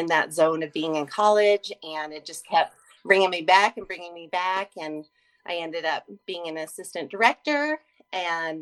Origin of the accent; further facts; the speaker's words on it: Colorado, United States; I'm from Colorado with lots of camps